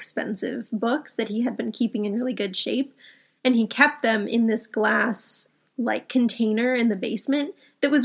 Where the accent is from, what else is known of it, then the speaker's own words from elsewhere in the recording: New Mexico, United States; we're both from New Mexico